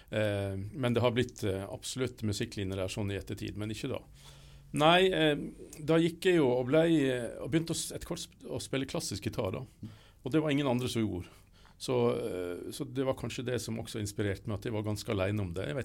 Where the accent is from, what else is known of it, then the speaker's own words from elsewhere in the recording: Ørsta, Møre og Romsdal, Norway; moved away; Jeg er opprinnelig sunnmøring, men, eh, og fra Ørsta på Sunnmøre. Men eh, jeg flytta jo ut der for 1000 år siden nesten, så jeg har bodd mye lenger vekk fra Sunnmøre enn på Sunnmøre.